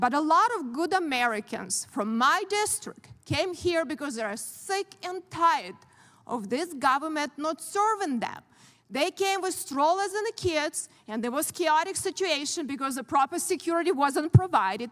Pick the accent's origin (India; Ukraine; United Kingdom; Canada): Ukraine; born or raised there; moved away as an adult; now in United States